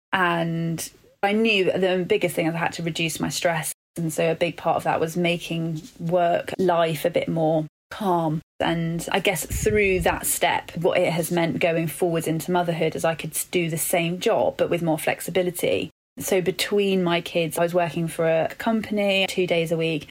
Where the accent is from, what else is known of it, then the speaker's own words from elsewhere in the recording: London, United Kingdom; also born or lived in Birmingham; I'm born and bred Londoner